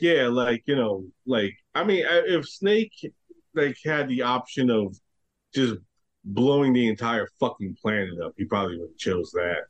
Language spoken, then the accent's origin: English; New York, United States; me being a New Yorker